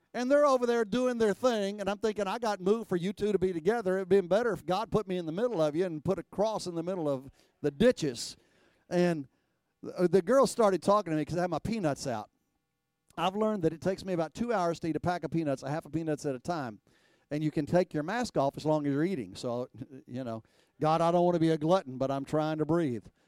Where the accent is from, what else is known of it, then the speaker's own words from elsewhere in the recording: Texas, United States; I was raised in Texas.